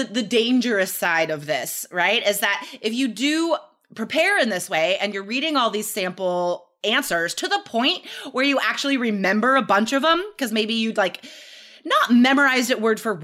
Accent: Carson City, Nevada, United States; born or raised there

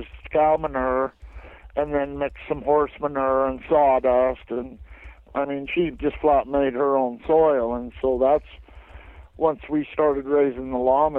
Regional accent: Eureka, Montana, United States; also born or lived in Whitefish, Montana / Alaska; I was born in Whitefish and raised in Eureka.

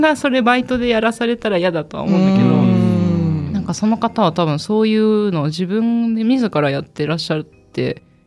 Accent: Kagoshima, Japan; 私の出身の鹿児島

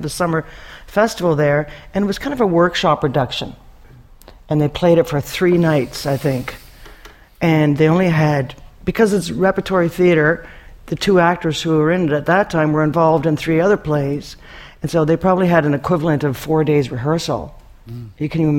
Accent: Antigonish, Nova Scotia, Canada; I grew up in Antigonish

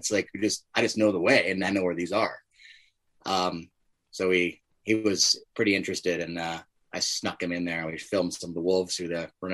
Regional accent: Montana, United States; being born and raised in Montana

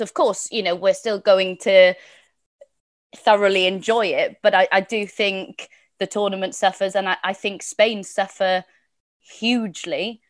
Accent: Wales, United Kingdom; as a Welsh woman

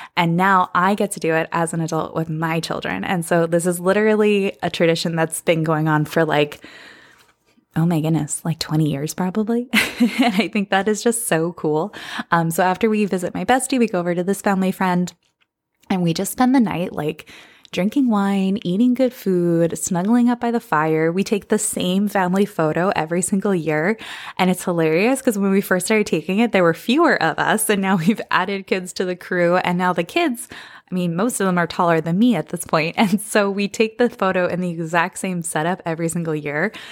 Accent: Bucks County, Pennsylvania, United States; moved away; the Philadelphia area where I grew up in Bucks County, Pennsylvania

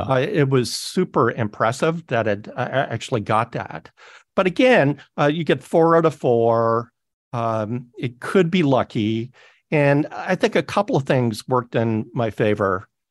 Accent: Toronto, Ontario, Canada; moved away; all in Toronto. That's my hometown

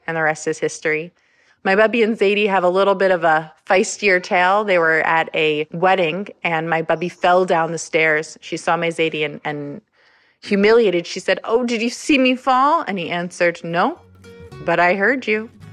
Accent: Los Angeles, California, United States; now in Phoenix, United States; I grew up in Los Angeles.

